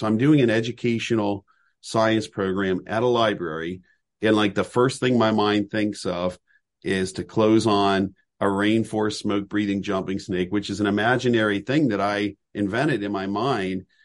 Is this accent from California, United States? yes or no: yes; Southern California, United States; now in Lancaster County, Pennsylvania, United States; where I grew up in Southern California